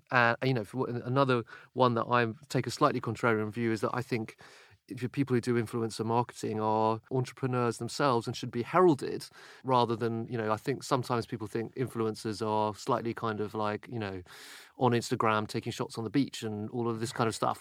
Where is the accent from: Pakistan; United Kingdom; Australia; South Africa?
United Kingdom; for me as British